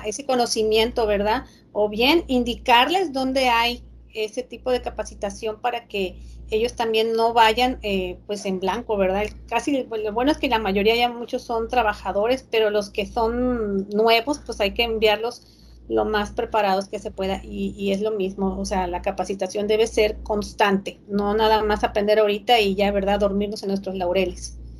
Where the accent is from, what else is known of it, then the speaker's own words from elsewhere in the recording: Reynosa, Tamaulipas, Mexico; soy de Reynosa